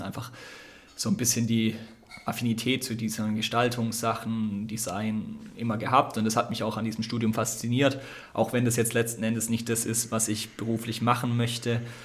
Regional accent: Ditzingen, Baden-Württemberg, Germany; moved away as an adult; now in Konstanz, Germany; Ich bin eigentlich aus der Nähe von Stuttgart.

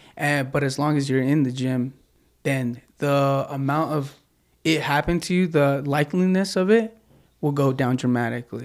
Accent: Midway, Utah, United States; I'm originally born and raised in Utah. Uh, I grew up in Midway.

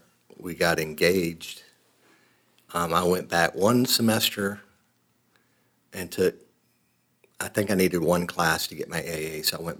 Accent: Georgia, United States; moved away as an adult; also born or lived in Macon, Georgia; now in Gainesville, United States; I grew up in Georgia

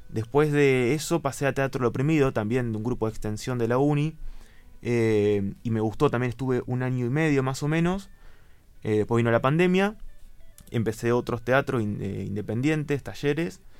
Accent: Saavedra, Buenos Aires Province, Argentina; now in Bahía Blanca, Argentina; No, soy de Saavedra. Eh, estudié en Goyena todo lo que es primaria y secundaria y vine acá en el 2017 a estudiar el profesorado en letras.

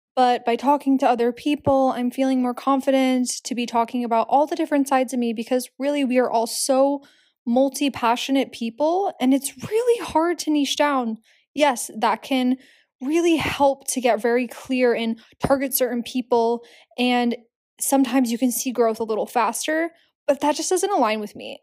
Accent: Philadelphia, Pennsylvania, United States; also born or lived in Hamburg, Germany; now in New York City, United States; I'm from Philadelphia

